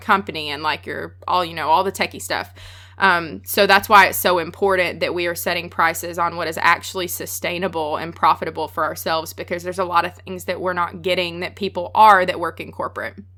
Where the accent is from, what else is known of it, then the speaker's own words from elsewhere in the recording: the South, United States; accent: Southern; I'm from the South. I have a really strong accent